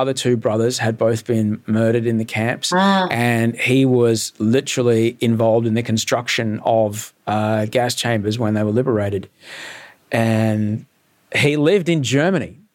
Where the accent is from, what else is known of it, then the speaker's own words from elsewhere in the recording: Brisbane, Queensland, Australia; I grew up in Brisbane with a Czech father